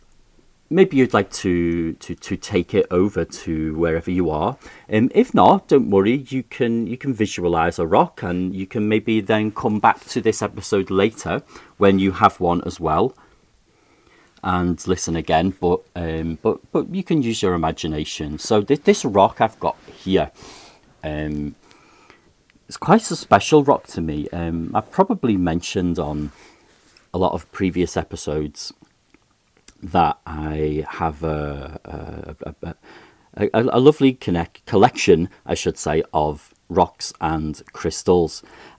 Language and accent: English; Liverpool, North West England, United Kingdom; accent: Liverpool; I always feel like I have to put away my Liverpool accent